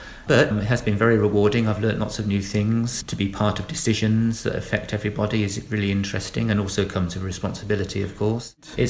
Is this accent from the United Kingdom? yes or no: yes; Milton Keynes, South East England, United Kingdom; moved away as an adult; also born or lived in London / Lancaster; now in Tisbury, United Kingdom; Yeah, so I was born in Milton Keynes, although when I was born it wasn't quite Milton Keynes yet. It's obviously a new city that was devised in 1967, and I was born in 1968, so I kind of grew up with the city, really.